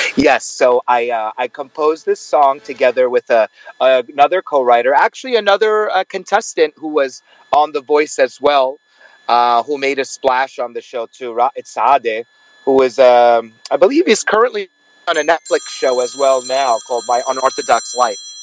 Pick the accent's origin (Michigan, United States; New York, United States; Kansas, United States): New York, United States; New York City; moved away as an adult; now in Los Angeles, United States; I am actually born and raised in New York, but I live in Los Angeles